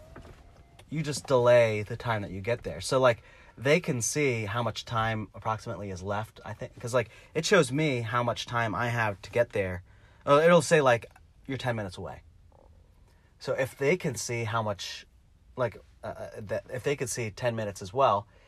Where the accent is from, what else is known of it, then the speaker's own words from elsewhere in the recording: Salisbury, Maryland, United States; I'm from Salisbury